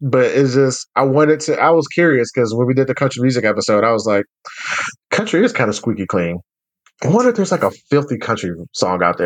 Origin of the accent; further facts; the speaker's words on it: Alabama, United States; I'm from Bama